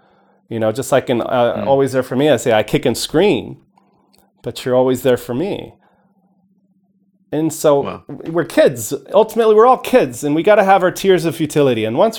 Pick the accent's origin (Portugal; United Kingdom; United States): Portugal; I think just the experiences of growing up in Portugal, for example, were just so wonderful.